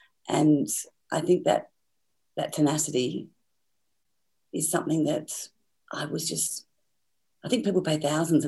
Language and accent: English; Tasmania, Australia; And I think growing up in Tasmania was very, very difficult, because my parents didn't like children